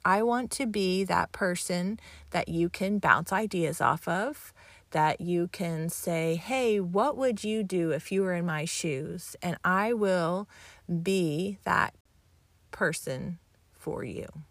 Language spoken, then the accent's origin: English; Texas, United States; moved away as an adult; also born or lived in Columbia, Missouri / Las Vegas / Chicago / Michigan; now in Pennsylvania, United States; I grew up in Texas